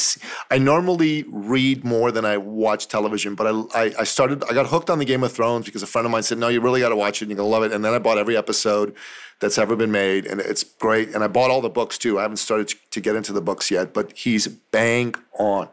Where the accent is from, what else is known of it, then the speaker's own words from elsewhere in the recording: Iran; moved away; I'm a minority. I'm from Iran